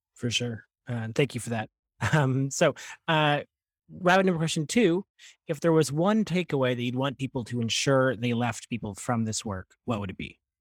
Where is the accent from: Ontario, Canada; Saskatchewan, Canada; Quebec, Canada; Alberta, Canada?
Ontario, Canada; I grew up in Ontario during sort of this time of the Green Energy Act